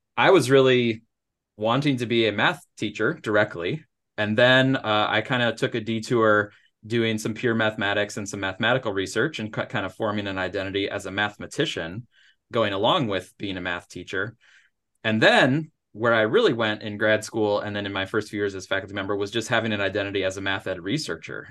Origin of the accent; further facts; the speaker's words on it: Upper Peninsula of Michigan, United States; moved away as an adult; now in Missouri, United States; I grew up in the Upper Peninsula of Michigan